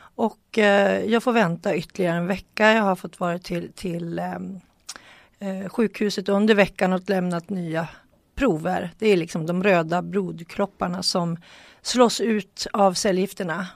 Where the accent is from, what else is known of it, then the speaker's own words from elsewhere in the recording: Sweden; vi svenskar tycker lite extra